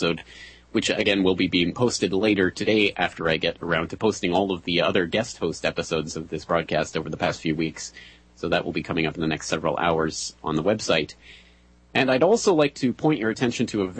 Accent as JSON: {"language": "English", "country": "Canada", "said": "myself being a Canadian"}